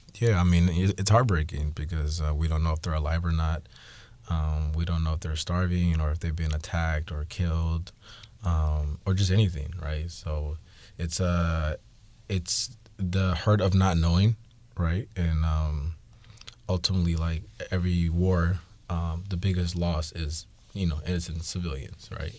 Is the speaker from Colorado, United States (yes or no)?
no; Seattle, Washington, United States; I was born in Seattle